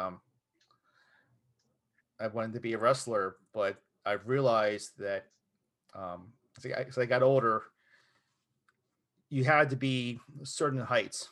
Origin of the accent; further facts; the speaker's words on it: Southern New Jersey near Philadelphia, United States; now in Studio City, United States; I grew up in Southern Jersey near Philadelphia